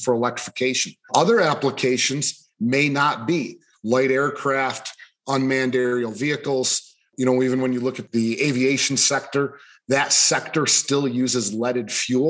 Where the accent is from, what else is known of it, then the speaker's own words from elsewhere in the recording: Buffalo, New York, United States; moved away as an adult; now in Michigan, United States; I'm originally from Buffalo, New York area. I grew up out in kind of farm country out there